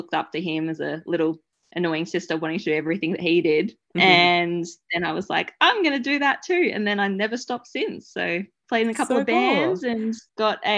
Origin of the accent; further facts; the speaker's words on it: Melbourne, Victoria, Australia; moved away as an adult; also born or lived in regional Queensland; move away from Melbourne, which is my hometown